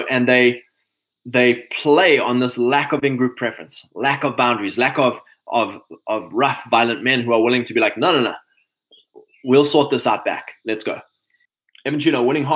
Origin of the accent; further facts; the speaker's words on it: KwaZulu-Natal, South Africa; moved away; growing up in Natal, in the summer it's dark at 7 o'clock